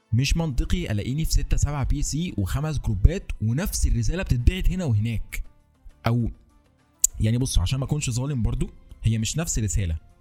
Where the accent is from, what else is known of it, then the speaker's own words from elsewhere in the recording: Egypt; عندنا في مصر